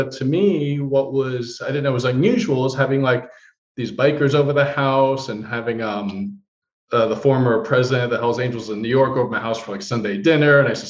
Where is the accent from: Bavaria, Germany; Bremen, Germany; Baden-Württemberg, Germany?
Baden-Württemberg, Germany; Heidelberg; born there; I was born on the Heidelberg Army Base, Heidelberg, Germany.